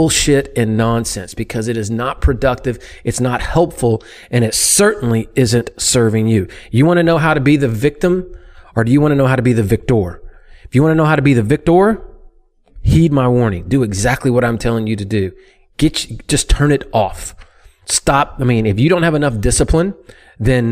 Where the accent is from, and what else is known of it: United States